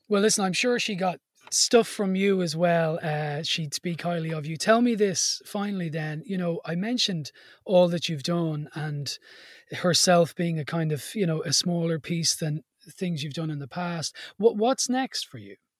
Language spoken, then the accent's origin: English; Ireland; part of being Irish